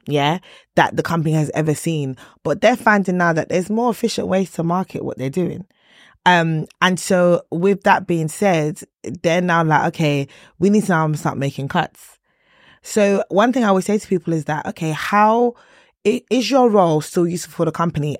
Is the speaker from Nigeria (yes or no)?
yes; Nigeria; I'm Nigerian